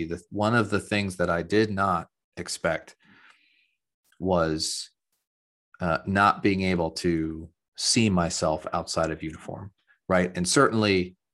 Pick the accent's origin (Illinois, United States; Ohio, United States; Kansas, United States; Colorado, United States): Ohio, United States; Central; I'm from Central Ohio and a Buckeye